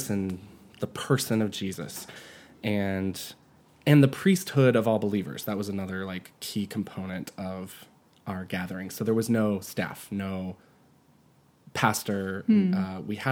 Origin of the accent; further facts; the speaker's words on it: Asheville, North Carolina, United States; I'm from Western North Carolina. It's definitely the Bible Belt. I'm from Asheville.